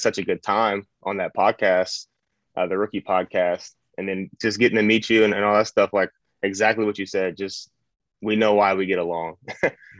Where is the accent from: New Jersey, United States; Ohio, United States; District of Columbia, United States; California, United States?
Ohio, United States; Cleveland; moved away as an adult; also born or lived in Georgia; I'm from Cleveland, Ohio. Grew up there since age 11. I was born there